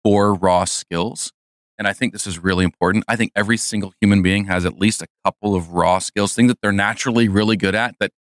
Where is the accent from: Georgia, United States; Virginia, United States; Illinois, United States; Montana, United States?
Illinois, United States; Chicago; I was born and raised in the Chicagoland area